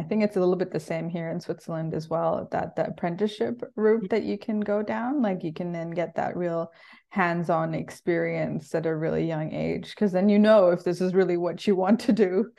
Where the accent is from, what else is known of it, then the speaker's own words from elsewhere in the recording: Bangkok, Thailand; born there; then I was born in Bangkok, right?